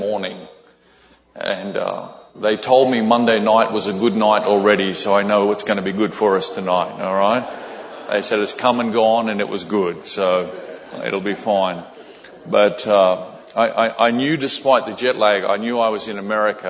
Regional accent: Australia; also born or lived in Brisbane, Australia; some folks from our church in Brisbane, Australia

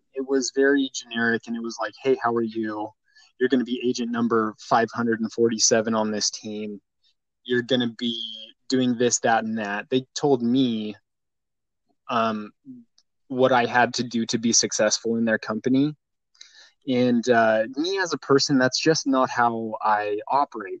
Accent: Boise, Idaho, United States; I grew up in Boise, Idaho

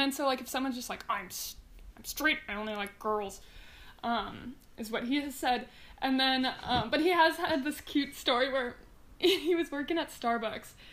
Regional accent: Mountain View, California, United States; I was born and raised in Mountain View, California

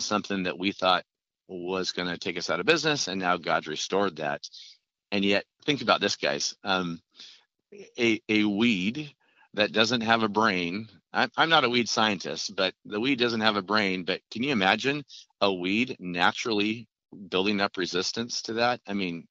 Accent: Oregon, United States; I'm from Oregon

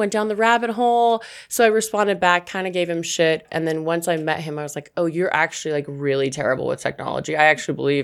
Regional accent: Boise, Idaho, United States; also born or lived in Los Angeles; now in Denver, United States; I'm from Boise, Idaho originally

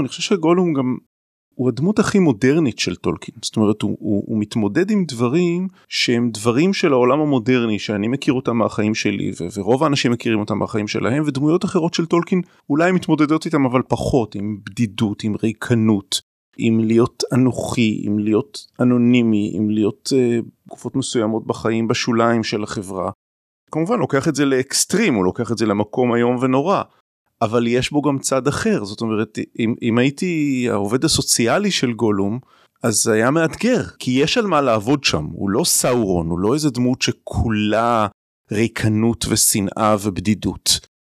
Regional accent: Jerusalem, Jerusalem District, Israel; now in Ramat Gan, Israel; אני ירושלמי במקור, גר ברמת גן

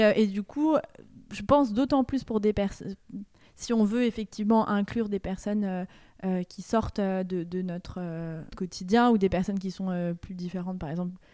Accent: France; moved away as an adult; also born or lived in Liège, Belgium; je suis française

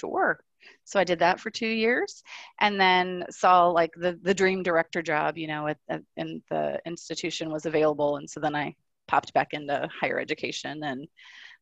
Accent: South Florida, United States; I grew up in South Florida

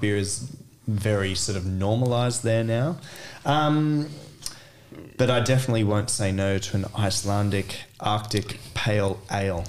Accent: Australia; moved away as an adult; also born or lived in Celle, Germany; now in Cologne, Germany; I was born and lived in Australia before I came to Germany.

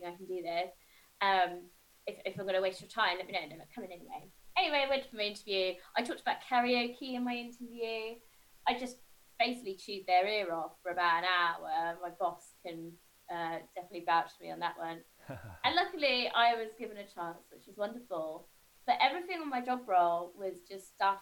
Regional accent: Isle of Wight, South East England, United Kingdom; moved away; I grew up on the Isle of Wight, and very small, towny kind of retirement

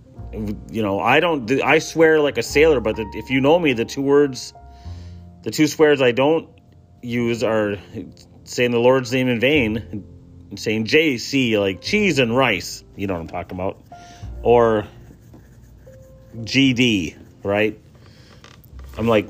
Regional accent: Chassel, Michigan, United States; it was Catholics and Lutherans growing up in Chassel.

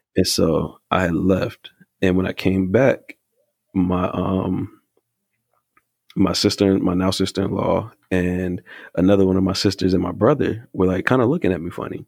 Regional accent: North Carolina, United States; I think I might have mentioned from the South, and I think I might have mentioned North Carolina, but I'm from North Carolina

